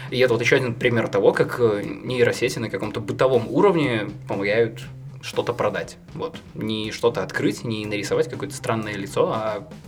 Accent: Belarus; как белорус, который очень любит Японию и был в Японии

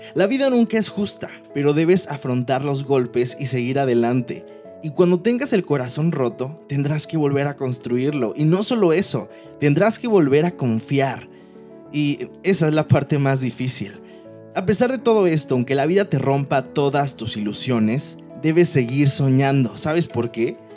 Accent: Manzanillo, Colima, Mexico; moved away as an adult; now in Monterrey, Mexico; yo amo la ciudad de donde vengo, soy de Manzanillo, Colima, actualmente vivo en la ciudad de Monterrey, Nuevo León

